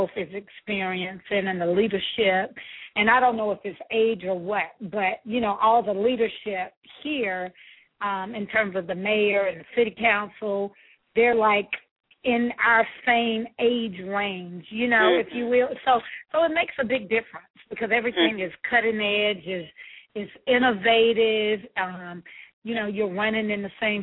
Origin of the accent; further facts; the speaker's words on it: Atlanta, Georgia, United States; I'm from Atlanta. I'm born and raised. I'm a native